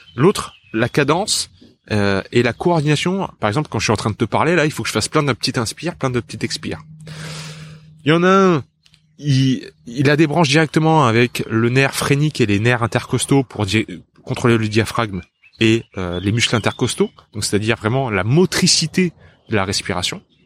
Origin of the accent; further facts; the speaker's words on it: south of France, France; also born or lived in Japan; Je viens du sud de la France